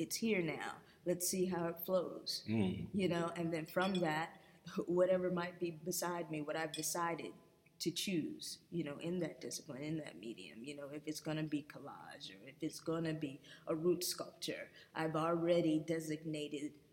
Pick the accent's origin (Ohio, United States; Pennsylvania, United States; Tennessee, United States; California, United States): California, United States; Los Angeles; now in Atlanta, United States; I grew up in Los Angeles